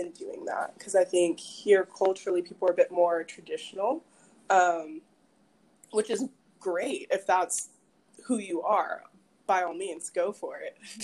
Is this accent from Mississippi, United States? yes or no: yes; Madison, Mississippi, United States; also born or lived in Maryland / New York; I grew up here. I'm originally from Maryland, moved to Mississippi when I was 10. So middle school, high school, all of that here